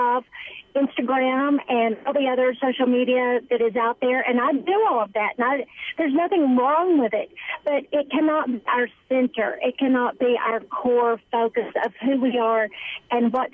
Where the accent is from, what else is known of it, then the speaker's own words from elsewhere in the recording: Kerrville, Texas, United States; I am from Kerrville, Texas, which is near San Antonio